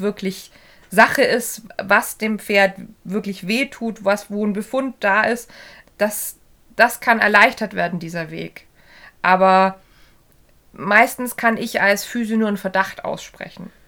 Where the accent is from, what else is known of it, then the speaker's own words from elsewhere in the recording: Bavaria, Germany; hier äh, bei uns im Süden, äh, hier in Bayern